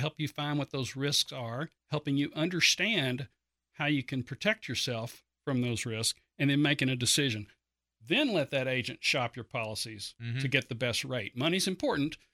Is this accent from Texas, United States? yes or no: yes; Grand Prairie, Texas, United States; also born or lived in Dallas; I grew up in Grand Prairie